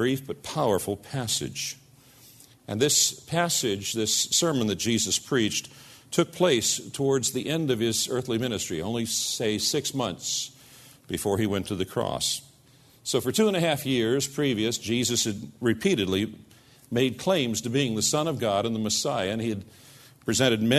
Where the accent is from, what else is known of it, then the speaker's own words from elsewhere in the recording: United States; us as American Christians